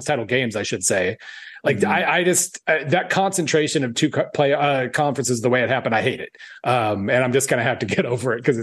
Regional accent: Oklahoma, United States; moved away; I grew up in Oklahoma, my high school best friends are OU fans

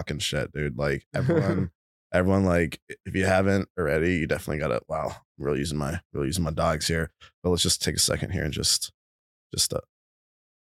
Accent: California, United States; moved away; I grew up in California

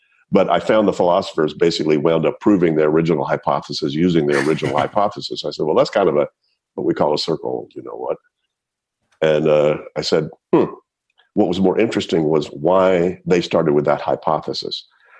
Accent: United States; moved away as an adult; also born or lived in Palestine, Texas / Shreveport, Louisiana / Switzerland / Berkeley, California; growing up in East Texas and then Shreveport, Louisiana

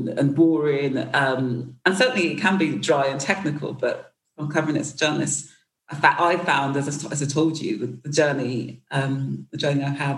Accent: United Kingdom; I'm black British

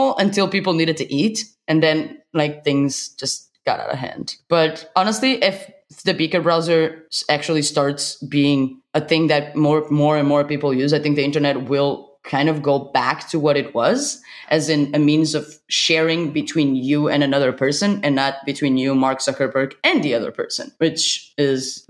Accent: Portugal; I'm from Portugal.

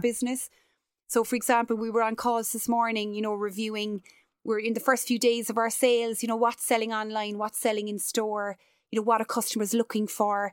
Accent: Cork, Munster, Ireland; as a Cork woman, as an Irish person

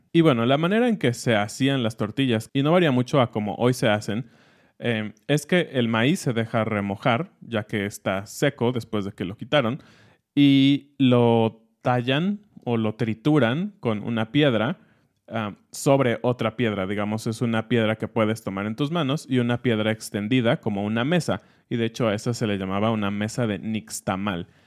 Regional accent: Mexico; como mexicanos tenemos y como mexicanos también del centro y de otras partes del país

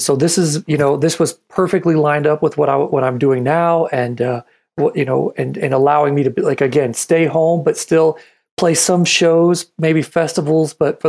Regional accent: New Mexico, United States; also born or lived in Michigan; I was born in Michigan. My family's there. So I love my family from Michigan, but I'm New Mexico.

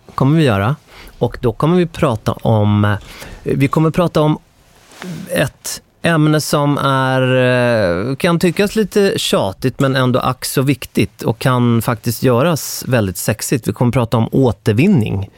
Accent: Stockholm, Stockholm County, Sweden; jag är från Stockholm

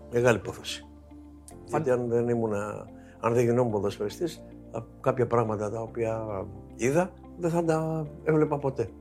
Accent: Dafni, Attica, Greece; όταν ήμουν παιδί στη Δάφνη

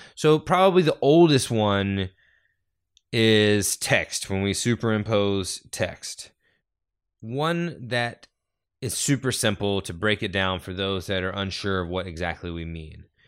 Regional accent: North Carolina, United States; Growing up in North Carolina, we all took this story for granted because we were all taught this story.

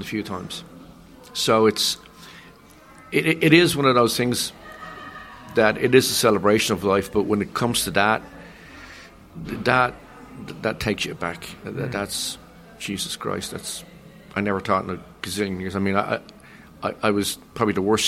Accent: Dublin, Leinster, Ireland; moved away as an adult; also born or lived in London; In Dublin at the time, and as a Dubliner, as an Irishman

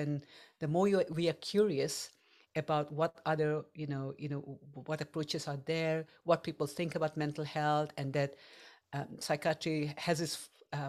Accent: India; English is a second language; now in England, United Kingdom; And when I came to England from India, because that's where I'm originally from, I had I had some challenges because I could not understand people's accent

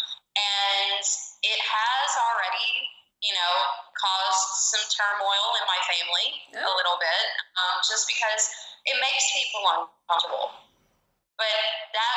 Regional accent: the South, United States; growing up in the South and in this impoverished community

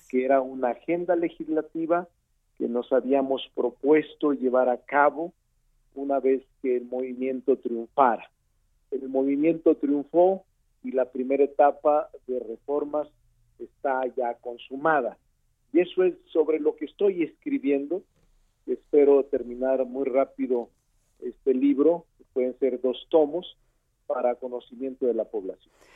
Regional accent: Fresnillo, Zacatecas, Mexico; now in Mexico City, Mexico; como regidor de mi pueblo. Eh, regidor de Fresnillo, Zacatecas.

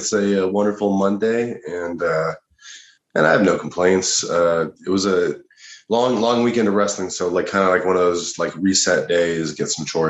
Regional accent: Colorado, United States; moved away as an adult; now in Los Angeles, United States; No, I'm from Colorado originally. Okay. I moved out to LA, I guess, like 4.5 years ago now.

